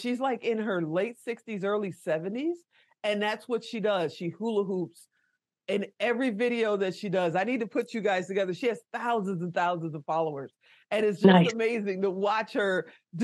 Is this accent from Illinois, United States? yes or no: yes; Chicago, Illinois, United States; I'm from Chicago.